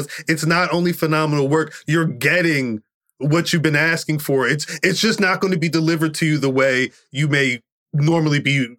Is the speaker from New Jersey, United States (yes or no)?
yes; Central New Jersey, United States; I'm born and raised in Jersey. Still live Jersey. Central Jersey.